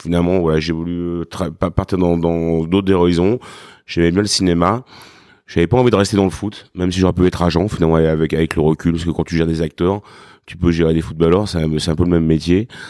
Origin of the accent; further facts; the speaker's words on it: Craponne, Auvergne-Rhône-Alpes, France; also born or lived in Lyon; je suis né à Lyon, mais on va dire, je suis petit-fils euh, et fils de, de blanchisseur